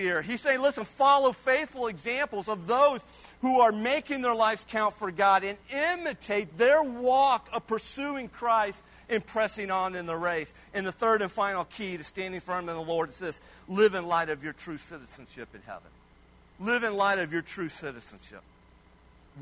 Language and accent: English; Kiowa, Kansas, United States; also born or lived in Hazelton, Kansas; I was born in Kiowa, the great metropolis of Kiowa, Kansas.